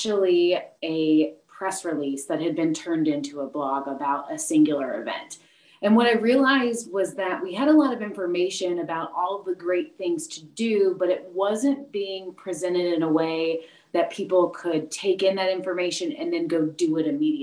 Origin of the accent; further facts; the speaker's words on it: Indiana, United States; moved away as an adult; also born or lived in Myrtle Beach, South Carolina / Greenville-Spartanburg, South Carolina; now in York County, South Carolina, United States; I'm from Indiana. I went to Indiana University, I'm a Hoosier